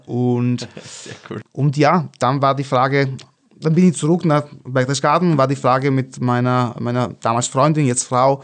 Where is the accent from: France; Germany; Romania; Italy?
Italy; Venice, Veneto; German is a second language; moved away as an adult; now in Vienna, Austria; ich bin, bin Venezianer, also ich komme aus Venedig